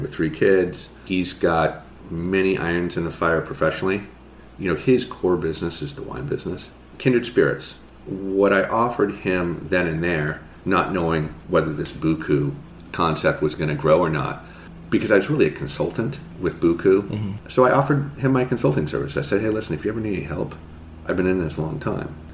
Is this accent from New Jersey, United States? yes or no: no; Marin, California, United States; moved away as an adult; also born or lived in New York City; I grew up in Marin